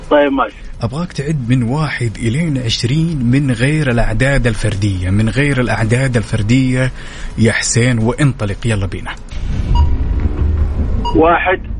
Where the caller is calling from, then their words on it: Riyadh, Riyadh Province, Saudi Arabia; والله من الرياض يا طيب